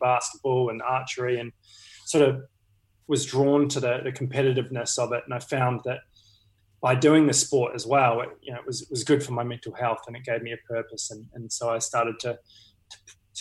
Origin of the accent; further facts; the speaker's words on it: New Zealand; now in Australia; being a Kiwi